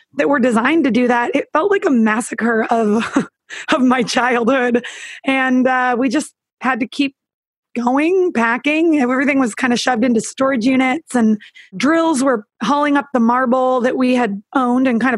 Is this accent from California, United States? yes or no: yes; Northern California, United States; I even took a girlfriend back to my hometown because I'm from Northern California.